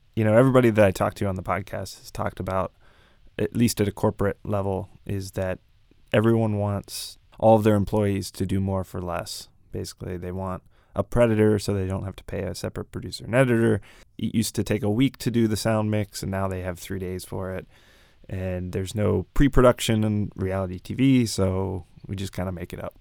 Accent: Pittsburgh, Pennsylvania, United States; moved away; My hometown, Pittsburgh, is a very old city

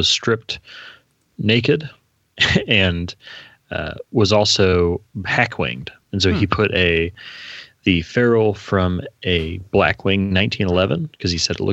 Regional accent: Indianapolis, Indiana, United States; Indianapolis because that's where I was born

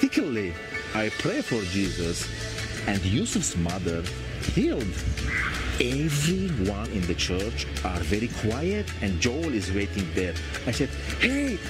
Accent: Lebanon; I'm from Lebanon.

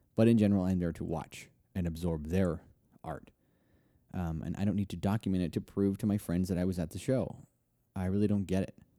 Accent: Nashville, Tennessee, United States; Nashville, which is my hometown.

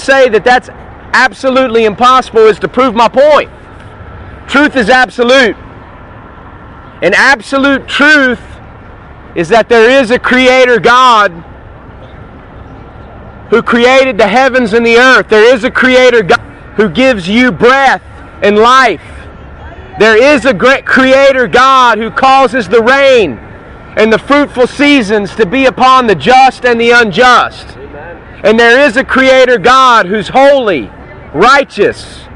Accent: North Carolina, United States; I'm from North Carolina

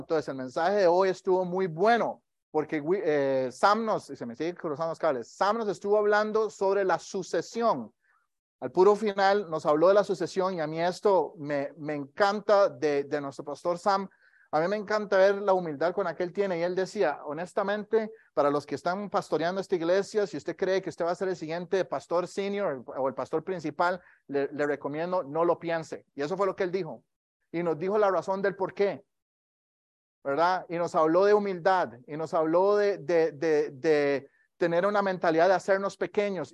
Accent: Costa Rica; moved away; yo, soy de Costa Rica

